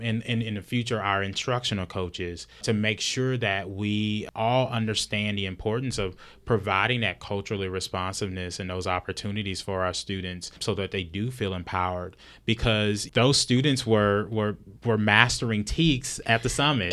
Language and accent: English; a couple of hours from Dallas, Texas, United States; now in Dallas, United States; I'm not natively from Dallas, but I'm from, I'm just a couple of hours away